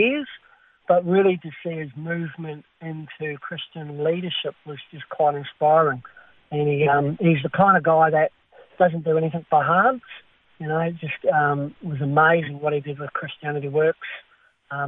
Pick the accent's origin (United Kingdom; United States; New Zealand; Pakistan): New Zealand; moved away as an adult; also born or lived in Wellington, New Zealand / North Island, New Zealand / Hokitika, New Zealand; now in Sydney, Australia; I'm a Kiwi, so I was born in Wellington, New Zealand